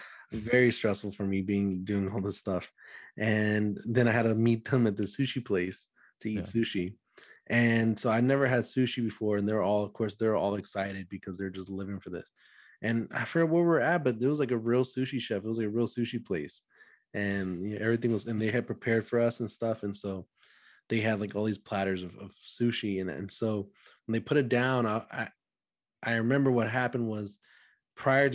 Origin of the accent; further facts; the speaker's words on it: Dallas, Texas, United States; I'm from Dallas, Texas.